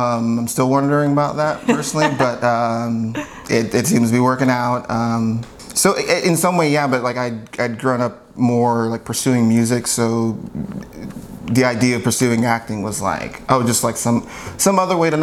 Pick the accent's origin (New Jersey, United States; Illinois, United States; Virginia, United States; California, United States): California, United States; Southern; I grew up mostly in Southern California